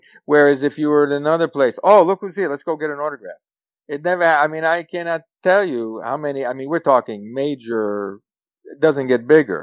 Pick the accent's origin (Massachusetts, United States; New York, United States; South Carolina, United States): New York, United States; New York City; I'm from New York City, and I grew up in New York City